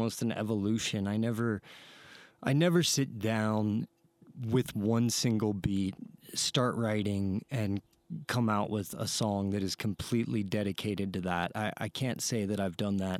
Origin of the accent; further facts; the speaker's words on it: Ohio, United States; moved away as an adult; now in Santa Fe, United States; I'm from Ohio